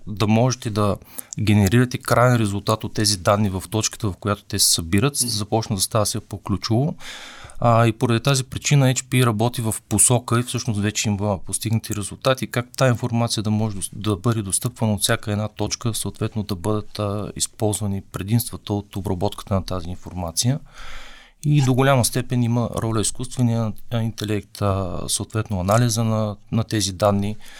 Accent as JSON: {"language": "Bulgarian", "country": "Bulgaria", "said": "аз съм българин"}